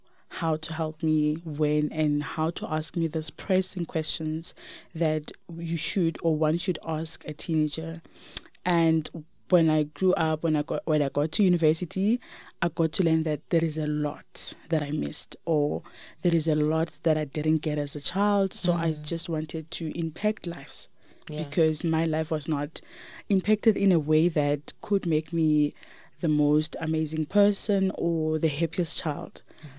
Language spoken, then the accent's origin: English; Limpopo, South Africa; moved away as an adult; also born or lived in Olievenhoutbosch; I grew up in Limpopo. I was raised by my grandmother.